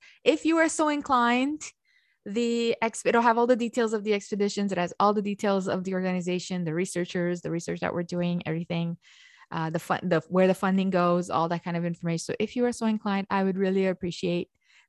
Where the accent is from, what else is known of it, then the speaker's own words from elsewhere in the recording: Romania; growing up in Romania, the way we read is the way it's written.